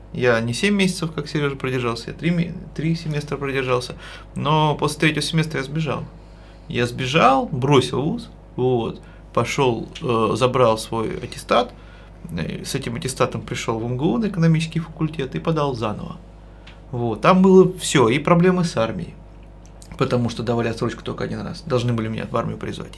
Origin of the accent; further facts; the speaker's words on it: Podolsk, Moscow Oblast, Russia; я вырос в Подольске